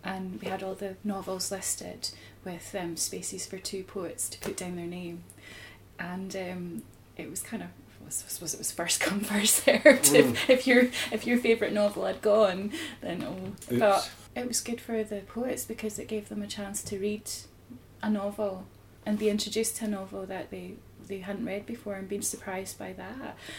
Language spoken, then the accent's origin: English; Edinburgh, Scotland, United Kingdom; we're from Edinburgh